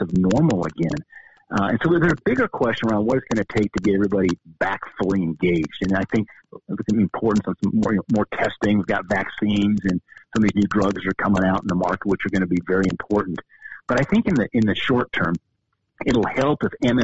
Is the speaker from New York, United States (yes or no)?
no; Bozeman, Montana, United States; I grew up in Bozeman, went to kindergarten through college here